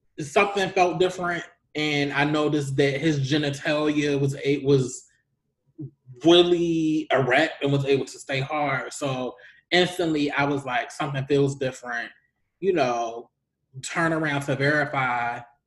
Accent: Baltimore, Maryland, United States; moved away; since I moved back to the DMV Baltimore area, I have a lot of old, and I'm originally from Baltimore

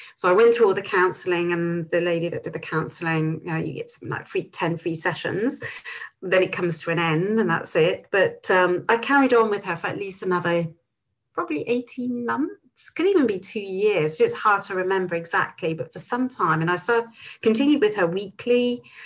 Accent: Bristol, South West England, United Kingdom; moved away as an adult; also born or lived in Clevedon / London / New Zealand; I was born in Clevedon. I was brought up just outside of Bristol and lived here till I was 19

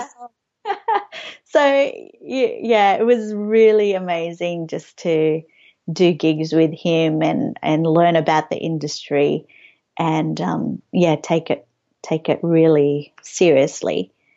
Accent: Australia; growing up on Australian T V

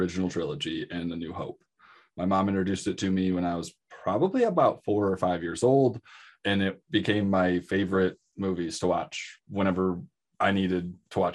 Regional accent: Michigan, United States; moved away; I'm from Michigan. I got him when I still lived in Michigan.

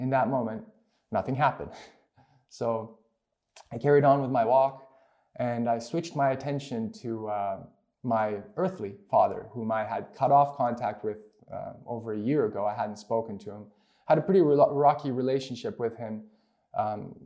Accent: Romania; moved away; I grew up in Romania

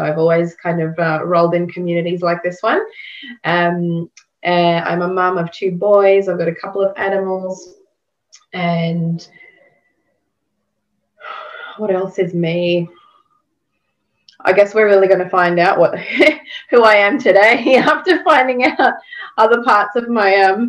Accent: Melbourne, Victoria, Australia; I'm from Melbourne, Australia.

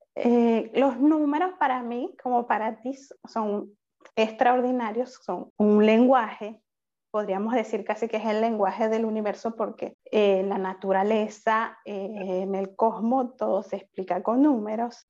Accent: Venezuela; moved away as an adult; now in Paris, France; yo soy venezolana, actualmente resido en, París, Francia

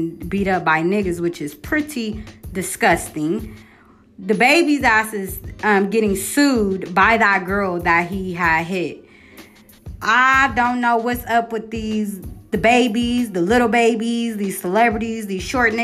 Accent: Columbus, Ohio, United States; I'm from Columbus, Ohio.

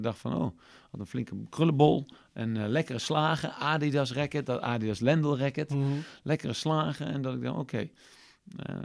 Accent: Eindhoven, North Brabant, Netherlands; ik uit Eindhoven kom

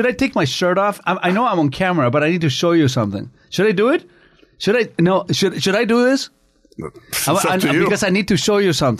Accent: Canada; I'm a treasure. I'm a Canadian treasure.

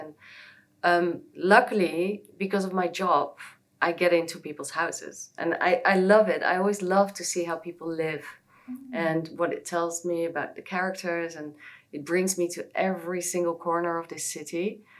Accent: The Hague, South Holland, Netherlands; moved away as an adult; now in Hong Kong; I've been living in Hong Kong for just over 7 years. I'm from The Hague originally in the Netherlands

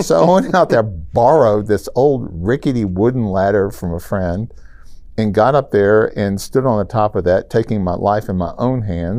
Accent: Memphis, Tennessee, United States; I'm from Memphis.

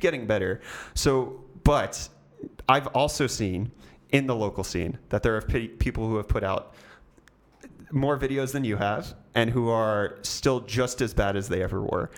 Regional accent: United States; accent: American; now in South Africa; I have an American accent

